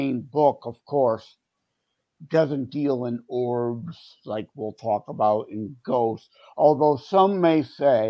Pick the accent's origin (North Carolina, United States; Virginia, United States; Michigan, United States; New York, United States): Michigan, United States; Wyandotte; Born and raised in Wyandotte. My parents lived in Wyandotte. I'm still currently here